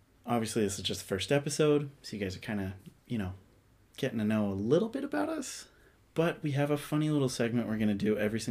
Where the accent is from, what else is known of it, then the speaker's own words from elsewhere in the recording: South Jordan, Utah, United States; I'm from South Jordan, Utah